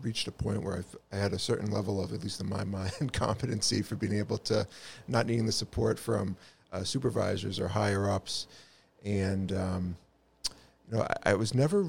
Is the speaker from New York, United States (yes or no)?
no; Acton, Massachusetts, United States; also born or lived in Connecticut / Millbury, Massachusetts / Boston, Massachusetts; I grew up in Acton, right next door. So grew up in Acton, went through the public schools there, Acton Boxborough